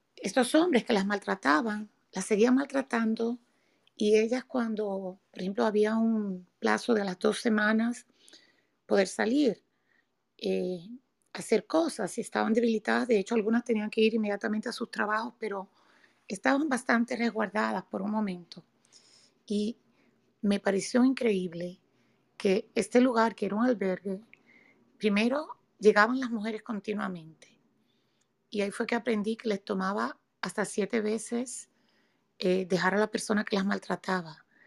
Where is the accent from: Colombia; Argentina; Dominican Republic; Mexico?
Dominican Republic; now in United States; yo vivo en Estados Unidos, soy dominicana